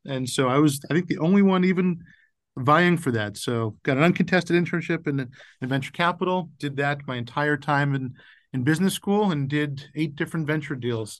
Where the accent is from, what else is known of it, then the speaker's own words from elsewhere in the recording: Boca Raton, Florida, United States; moved away as an adult; also born or lived in North Carolina / Northeast US; I grew up retired in Boca Raton, Florida